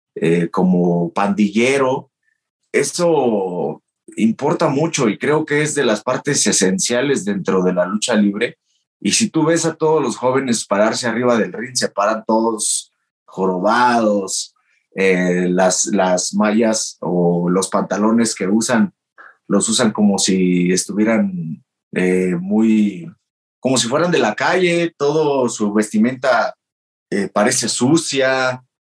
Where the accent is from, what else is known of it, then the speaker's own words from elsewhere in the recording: Mexico; moved away as an adult; also born or lived in Japan; solamente venía a México para pasar con mi familia las fiestas de Navidad y Año Nuevo